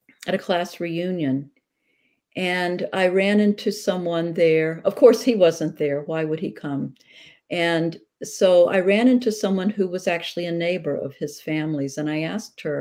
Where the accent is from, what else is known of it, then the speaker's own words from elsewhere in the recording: the South, United States; I grew up during segregation in the South